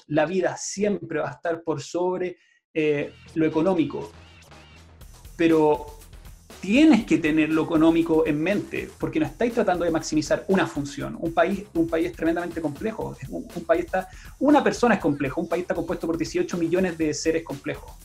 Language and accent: Spanish; Santiago, Santiago Metropolitan Region, Chile; moved away as an adult; now in Pucón, Chile; nosotros somos originalmente de Santiago mi, con mi esposa